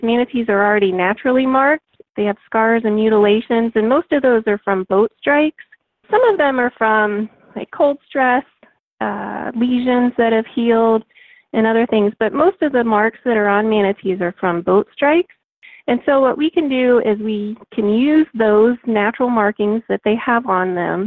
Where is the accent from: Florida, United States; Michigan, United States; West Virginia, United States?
Florida, United States; I grew up here in Florida